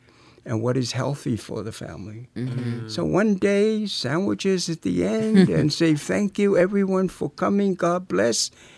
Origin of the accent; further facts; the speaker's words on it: Samoa; moved away; Growing up in Samoa